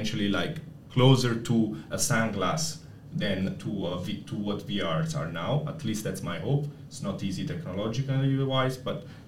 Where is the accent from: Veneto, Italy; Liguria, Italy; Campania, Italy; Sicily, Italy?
Campania, Italy; Naples; moved away; I'm from Napoli. So now, shameless plug for my city, Napoli